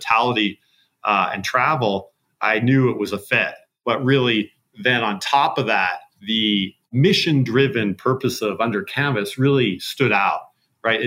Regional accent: Montana, United States; I grew up in Montana.

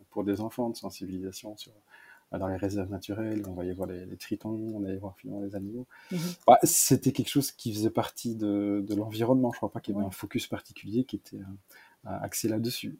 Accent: Malmedy, Wallonia, Belgium; born or raised there

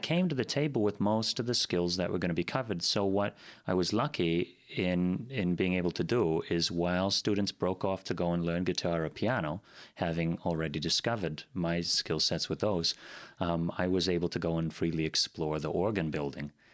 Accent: Green Bay, Wisconsin, United States; also born or lived in East Coast / Sturgeon Bay; originally from the East Coast, that's where I spent a number of years growing up. And then to Green Bay

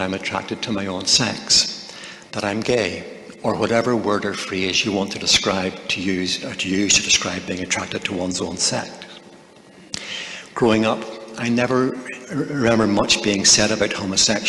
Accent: Northern Ireland, United Kingdom; I was raised in Northern Ireland in a Christian family

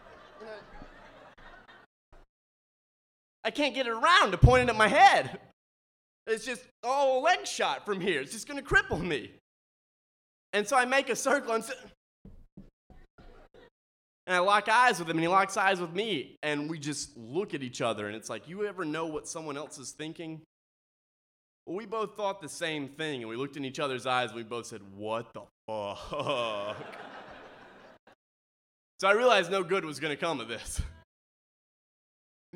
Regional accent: Mississippi, United States; I'm from Mississippi.

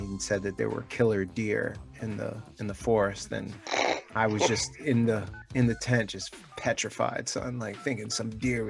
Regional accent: New York City, New York, United States; I grew up in Queens, New York, in the city. I had never been out in the woods or anything like that when I was a little kid

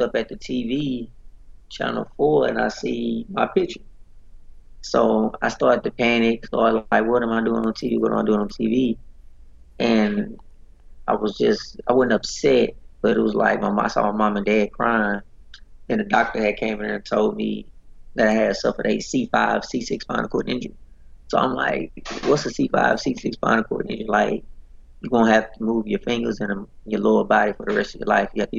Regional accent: Dallas, Texas, United States; I'm originally from Dallas, Texas

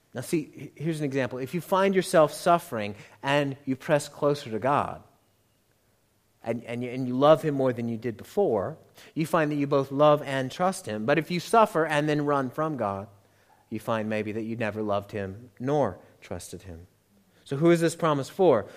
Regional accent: United States; accent: American; I am hopelessly American

